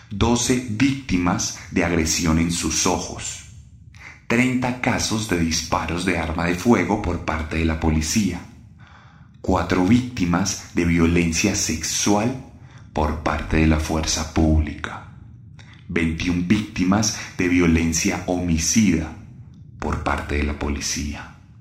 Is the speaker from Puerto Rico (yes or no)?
no; Colombia; éramos nosotros los colombianos